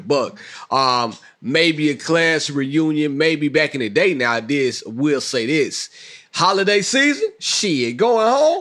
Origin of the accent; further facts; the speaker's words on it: Mississippi, United States; moved away; I'm from Mississippi, great state on earth